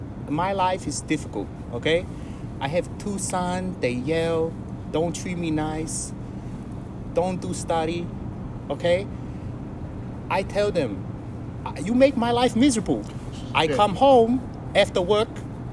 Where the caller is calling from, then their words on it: New York City, New York, United States; I'm calling from Flushing, Queens.